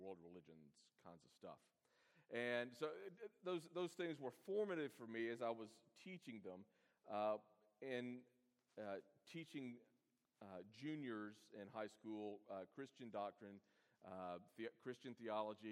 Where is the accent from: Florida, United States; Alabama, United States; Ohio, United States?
Alabama, United States; Birmingham; moved away as an adult; also born or lived in Atlanta, Georgia; I'm from Birmingham, so this is coming back home for me